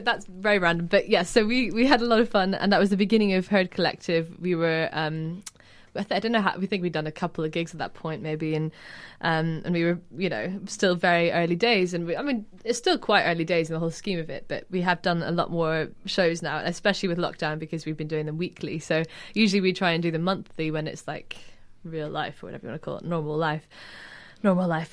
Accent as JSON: {"language": "English", "town": "Edinburgh", "region": "Scotland", "country": "United Kingdom", "tie": "born or raised there", "moved": "yes", "lives_now": "London, United Kingdom", "said": "I grew up in Edinburgh"}